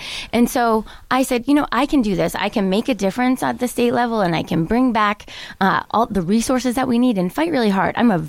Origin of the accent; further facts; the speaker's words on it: Plymouth, Massachusetts, United States; also born or lived in Virginia; So I grew up in Plymouth.